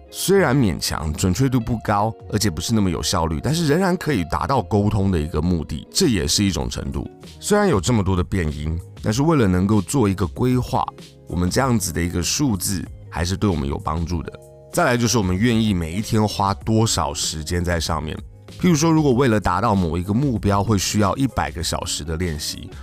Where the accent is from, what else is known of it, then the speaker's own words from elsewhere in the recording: Taiwan; 只有我们自己台湾人在用而已